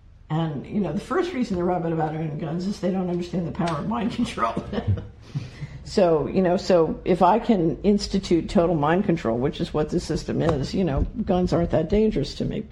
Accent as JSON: {"language": "English", "town": "Philadelphia", "region": "Pennsylvania", "country": "United States", "tie": "born or raised there", "said": "I grew up in Philadelphia"}